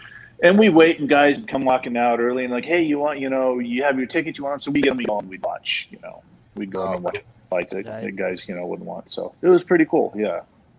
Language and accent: English; Las Vegas, Nevada, United States; when I grew up in Las Vegas